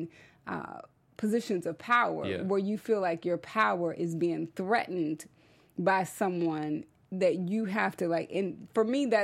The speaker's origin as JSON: {"language": "English", "region": "Texas", "country": "United States", "also_born_or_lived": "Oklahoma", "moved": "yes", "said": "I'm from Texas."}